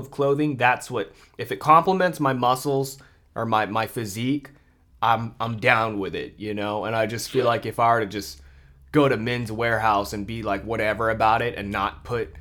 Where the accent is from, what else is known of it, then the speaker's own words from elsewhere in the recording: Philippines; I'm Filipino